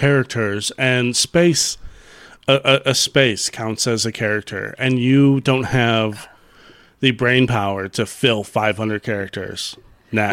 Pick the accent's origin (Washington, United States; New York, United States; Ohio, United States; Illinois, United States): Illinois, United States; Chicago; I grew up in Chicago